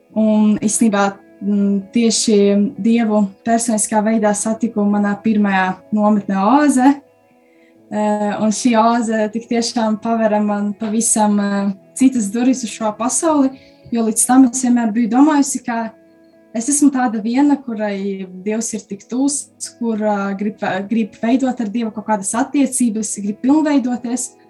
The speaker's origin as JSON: {"language": "Latvian", "town": "Krāslava", "region": "Latgale", "country": "Latvia", "moved": "yes", "lives_now": "Rēzekne, Latvia", "said": "Es nāku pavisam no citas Latvijas malas, no mazas pilsētiņas Krāslavas."}